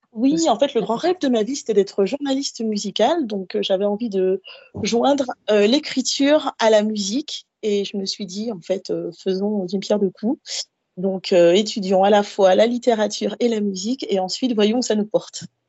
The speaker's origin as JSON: {"language": "French", "country": "Guadeloupe", "tie": "born or raised there", "also_born_or_lived": "Paris, France", "moved": "as an adult", "lives_now": "Montpellier, France", "said": "je suis antillaise. Euh, j'ai grandi en Guadeloupe, je suis née et j'ai grandi en Guadeloupe"}